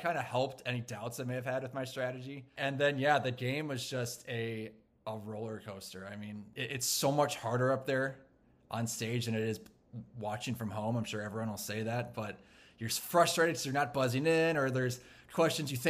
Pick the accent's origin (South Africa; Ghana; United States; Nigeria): United States; Minneapolis, Minnesota; I'm a meteorologist from Minneapolis, Minnesota.